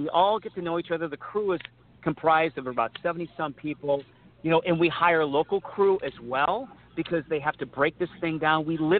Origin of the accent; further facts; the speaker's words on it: Peoria, Illinois, United States; who comes from my hometown of Peoria, Illinois